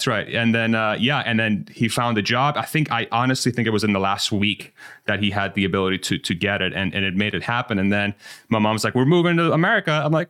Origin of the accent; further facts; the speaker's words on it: Spain; now in United States; my brother and I were born and raised in Spain. So my parents went in Iran. They left Iran in 79, that went to Spain to further their education. And they had me and my brother, and then we moved to the States in 1999.